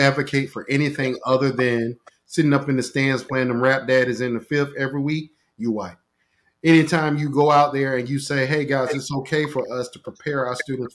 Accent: Portsmouth, Virginia, United States; I'm still from Portsmouth. Yeah, don't let this doctor degree fool. I'm still from Portsmouth.

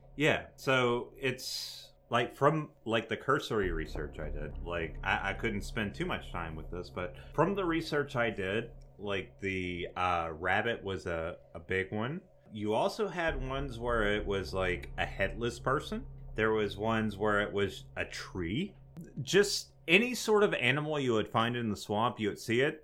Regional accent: North Louisiana, United States; Louisiana boys

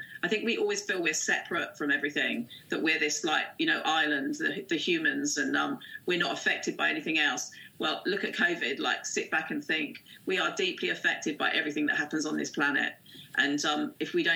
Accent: Windlesham, South East England, United Kingdom; I grew up as a child in this area. I was born in Windlesham.

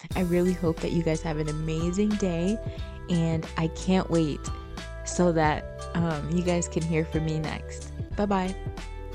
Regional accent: Florida, United States; also born or lived in Haiti (ancestry); now in Tampa, United States; Although I was born and raised in America, Florida

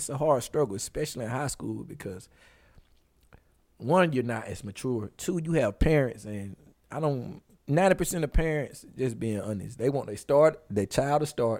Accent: United States; also born or lived in France

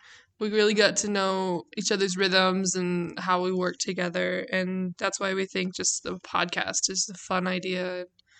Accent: West Jordan, Utah, United States; I grew up in West Jordan, Utah

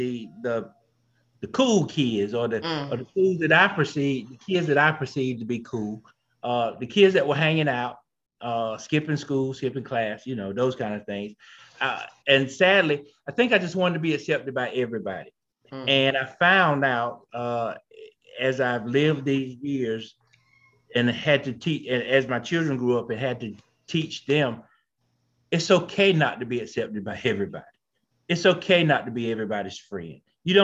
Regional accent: Marshville, North Carolina, United States; born and bred here in North Carolina, down in a small town named Marshfield

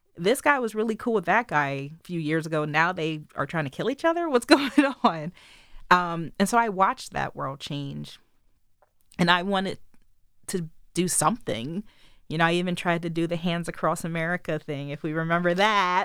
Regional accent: Wilmington, Delaware, United States; I was born in Wilmington General Hospital

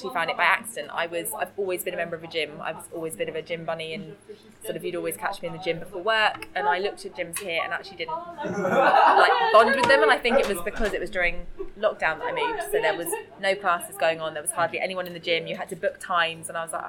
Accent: South East England, United Kingdom; And I'm originally from Surrey, so it's not far from Surrey.

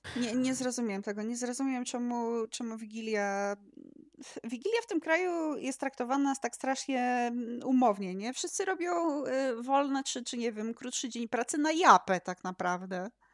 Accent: Poland; urodziłam się w tym państwie naszym polskim. Polski znam

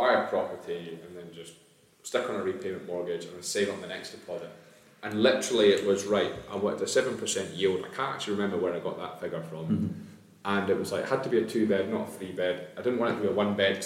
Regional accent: near Stonehaven, Scotland, United Kingdom; moved away as an adult; now in Dunfermline, United Kingdom; I didn't grow up in Dunfermline, I grew up near Stonehaven

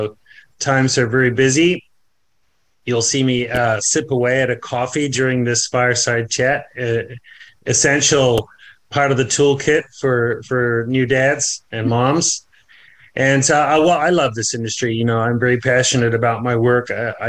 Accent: New Zealand; I'm originally from New Zealand, even though the accent seems to have been lost at some point along the road. I am a Kiwi.

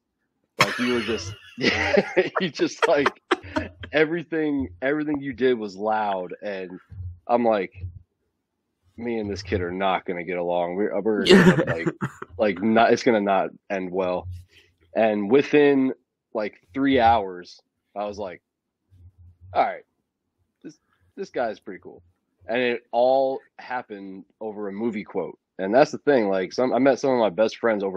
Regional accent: Florida, United States; moved away; my hometown in Florida

